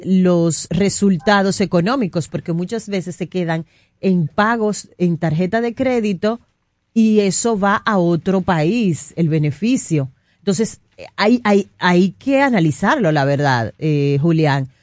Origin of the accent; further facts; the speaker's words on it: Dominican Republic; muchos dominicanos vivimos